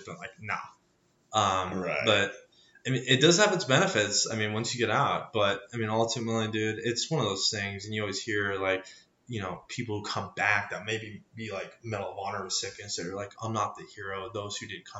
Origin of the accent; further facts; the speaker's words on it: Great Falls, Montana, United States; also born or lived in Kentucky; my hometown of Great Falls